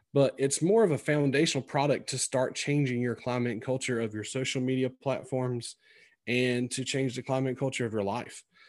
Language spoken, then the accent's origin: English; Sampson County, North Carolina, United States; accent: twangy; moved away as an adult; also born or lived in Greenville, North Carolina; now in Virginia, United States; you can tell by my accent, it's very twangy, 'cause I'm, I'm originally from Sampson County, which is, you know, south of Raleigh.